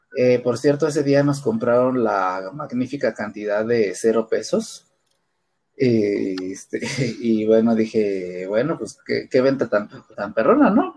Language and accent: Spanish; Mexico; nosotros, este, como mexicanos, como cultura